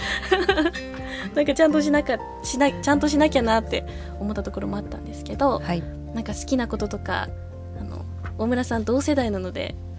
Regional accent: Yaizu, Shizuoka, Japan; also born or lived in Tokyo; 私は焼津市出身

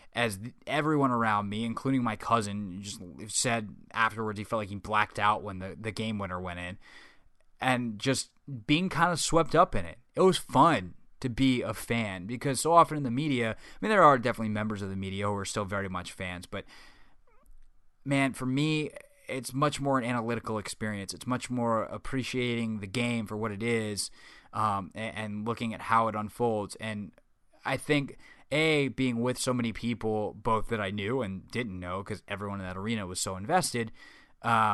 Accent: South Carolina, United States; I grew up in South Carolina

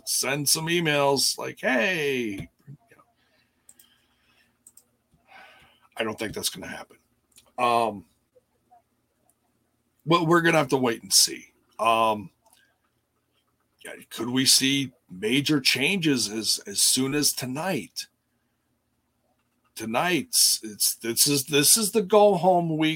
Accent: Milwaukee, Wisconsin, United States; I'm from Milwaukee.

